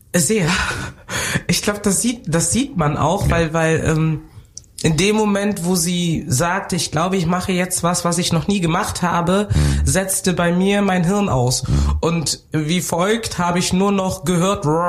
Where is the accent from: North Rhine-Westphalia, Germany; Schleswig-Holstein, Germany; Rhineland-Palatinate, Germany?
North Rhine-Westphalia, Germany; also born or lived in Cameroon / Bonn; now in Cologne, Germany; ich bin geboren in Kamerun, bin groß geworden im Rheinland